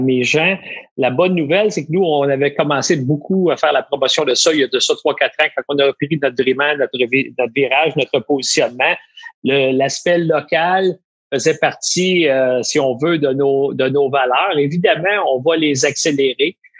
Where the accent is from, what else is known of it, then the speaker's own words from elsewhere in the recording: Quebec, Canada; chez nous au Québec